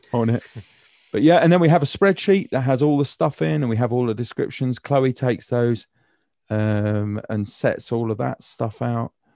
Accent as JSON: {"language": "English", "country": "United Kingdom", "said": "I'm British"}